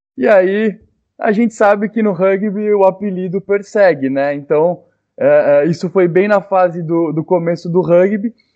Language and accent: Portuguese; Ilhabela, São Paulo, Brazil